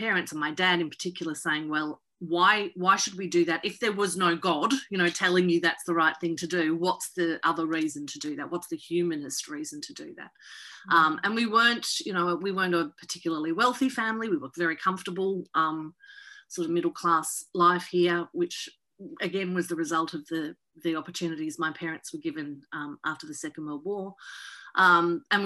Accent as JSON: {"language": "English", "area": "Latrobe Valley, Gippsland", "region": "Victoria", "country": "Australia", "tie": "born or raised there", "also_born_or_lived": "north of England", "said": "I grew up for the first 10 years we were in Australia, we were in the Latrobe Valley in Gippsland in Victoria. And then we moved to the city in my teenage years"}